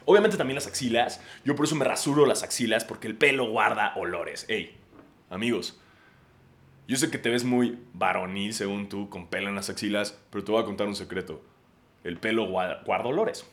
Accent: Mexico City, Mexico; somos todos los de la Ciudad de México

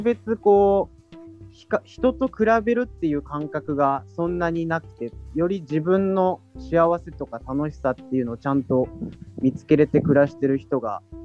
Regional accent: Miyazaki, Japan; also born or lived in Fukuoka; now in Saga, Japan; 自分はやっぱ宮崎で

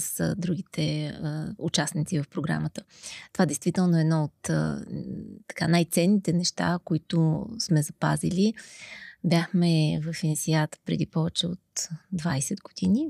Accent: Sofia, Sofia City, Bulgaria; аз съм родена в София, тук съм израснала.

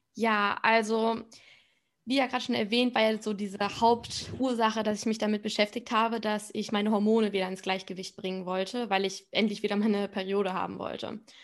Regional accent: Spain; ich komme aus Spanien

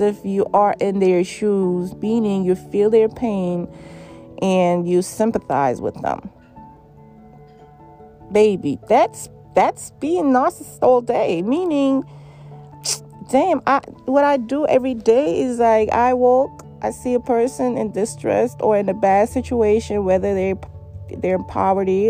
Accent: New York City, New York, United States; I give shit to homeless people as a New Yorker every day

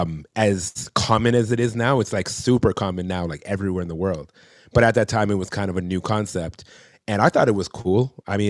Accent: Toronto, Ontario, Canada; I'm from Toronto

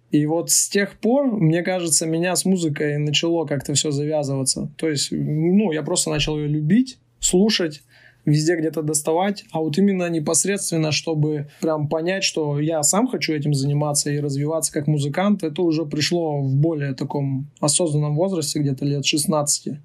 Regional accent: Urals, Russia; я сам же родом с Урала, то есть с тех мест

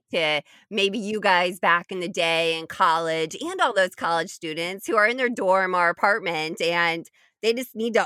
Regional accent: Indiana, United States; I grew up in Indiana

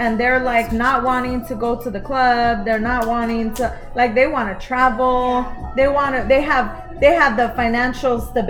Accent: Los Angeles, California, United States; moved away; My parents and I, well, we grew up in Los Angeles. So my parents went to high school in Los Angeles.

